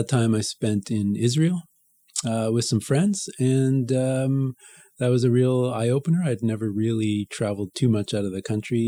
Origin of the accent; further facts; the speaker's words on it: Montreal, Quebec, Canada; I grew up in Montreal a neighborhood called Notre-Dame-de-Grasse, which is just to the west of downtown.